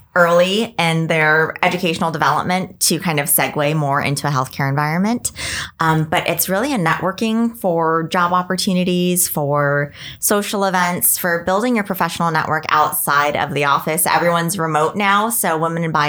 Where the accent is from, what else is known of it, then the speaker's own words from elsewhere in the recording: El Paso, Texas, United States; now in Washington, United States; I grew up in Texas, so we were not exposed to snow sports at all